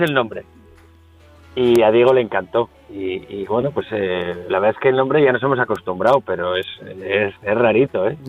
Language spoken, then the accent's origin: Spanish; San Sebastián, Basque Country, Spain; also born or lived in Caracas, Venezuela; toda mi familia es donostierra